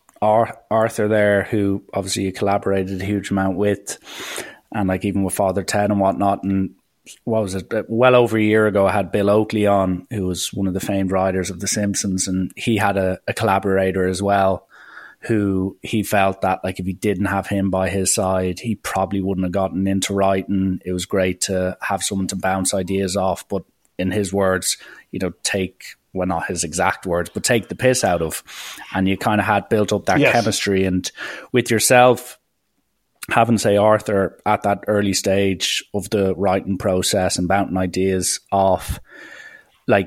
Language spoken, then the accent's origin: English; Ireland; we've experienced as Irish people